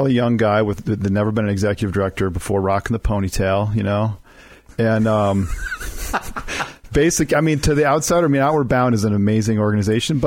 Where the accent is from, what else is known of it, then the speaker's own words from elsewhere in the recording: rural Minnesota, United States; I grew up in Minnesota, rural Minnesota.